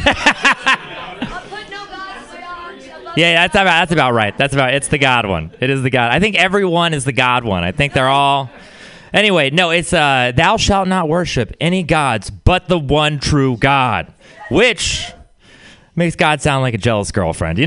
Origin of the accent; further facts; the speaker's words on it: Texas, United States; Being from Texas, it's really it's a religious place. I had a weird upbringing